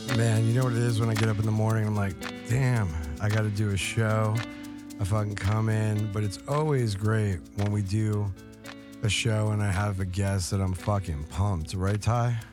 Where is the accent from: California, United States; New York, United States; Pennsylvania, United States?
New York, United States; I grew up in New York